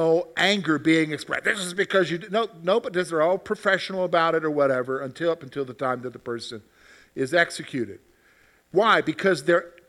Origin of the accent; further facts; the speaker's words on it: South Carolina, United States; moved away; I grew up in South Carolina